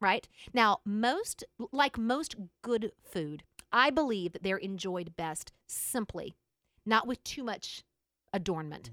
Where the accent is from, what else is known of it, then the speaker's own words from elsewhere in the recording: United States; I'm an American woman